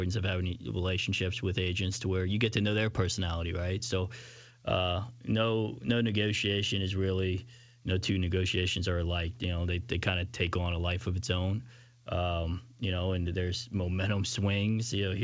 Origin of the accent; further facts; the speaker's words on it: Louisiana, United States; I growing up in Louisiana, huge Saints fan growing up